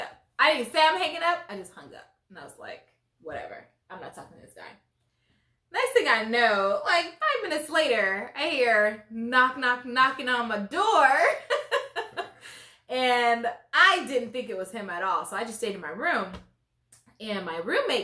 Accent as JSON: {"language": "English", "country": "Nigeria", "tie": "born or raised there", "said": "I am Nigerian. Parents Nigerian. I was born in Nigeria."}